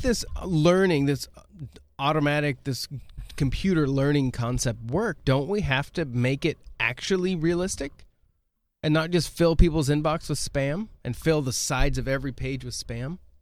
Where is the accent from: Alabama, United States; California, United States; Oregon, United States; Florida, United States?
Oregon, United States; moved away; When I grew up in Oregon